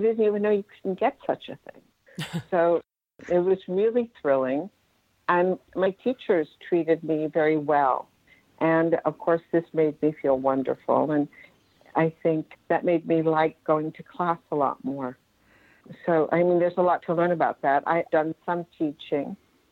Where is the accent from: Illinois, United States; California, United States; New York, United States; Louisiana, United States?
New York, United States; Westchester County; I was raised in Westchester County, which is a suburb of New York.